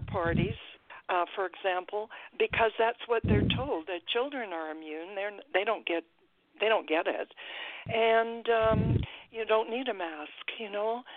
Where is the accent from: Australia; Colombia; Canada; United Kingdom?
Canada; British Columbia; I am a Canadian. Um, I live about 10 minutes from the U.S. border uh, to Washington State